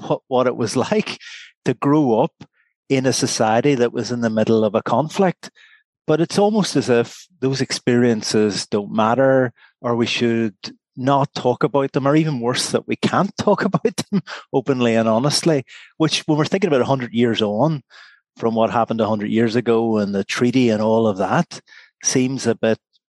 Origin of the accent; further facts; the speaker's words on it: Derry, Northern Ireland, United Kingdom; I was born in September 1970 in Derry. Born and bred in Derry